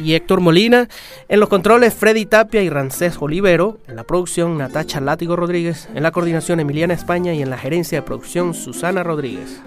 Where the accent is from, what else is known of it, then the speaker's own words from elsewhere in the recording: Mérida, Venezuela; Yo que soy de Mérida, que viví mm, mi juventud y mi niñez allá en Mérida